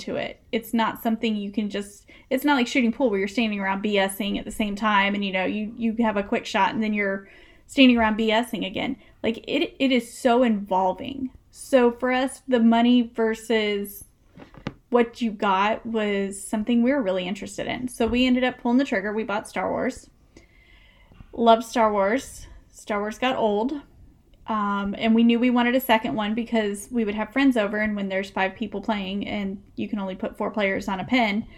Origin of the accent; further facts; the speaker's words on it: the South, United States; I grew up in the South. We don't have basements